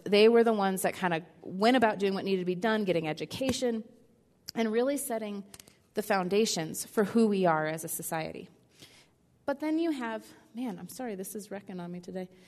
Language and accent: English; Midwest, United States; I'm the oldest of three girls, raised in a pretty conservative home in the Midwest